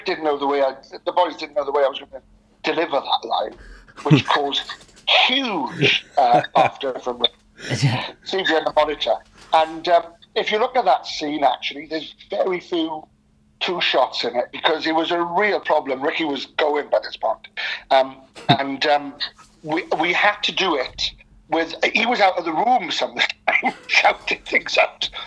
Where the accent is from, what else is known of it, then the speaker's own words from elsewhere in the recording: Wales, United Kingdom; I'm obviously Welsh, and there's a melancholic streak to us